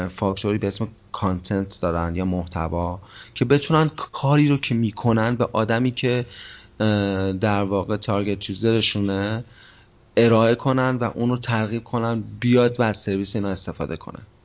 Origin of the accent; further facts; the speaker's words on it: Kerman Province, Iran; کرمانی هم متولد کرمانم کرمان بزرگ شدم